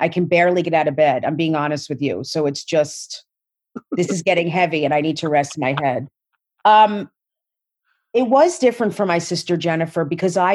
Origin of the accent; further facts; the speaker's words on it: South Orange, New Jersey, United States; I grew up in South Orange, New Jersey